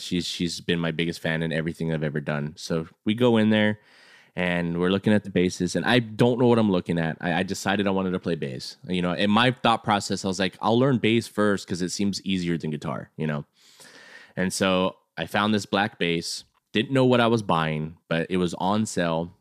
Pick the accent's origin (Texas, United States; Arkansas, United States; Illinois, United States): Texas, United States; San Antonio; also born or lived in California; I'm a Texas boy, but I lived in California for, for two years, came back, and he was the first kid that I met, uh, coming back. So he was my first friend back to, to San Antonio